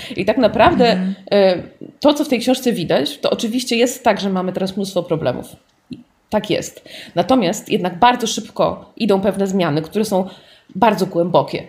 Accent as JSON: {"language": "Polish", "town": "Warsaw", "region": "Masovian Voivodeship", "country": "Poland", "tie": "born or raised there", "said": "ja po prostu dorastając na Bemowie, bo tam dorastałam"}